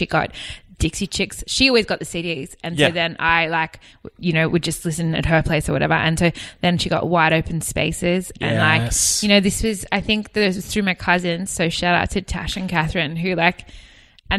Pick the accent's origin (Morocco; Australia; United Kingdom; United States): Australia; west of West Wyalong, Western New South Wales; I grew up on a farm in Western New South Wales, west of West Wylong, a place called Toolimba.